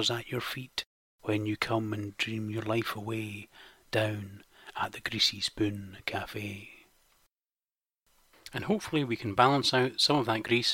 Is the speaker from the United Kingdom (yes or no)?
yes; Scotland, United Kingdom; Being Scottish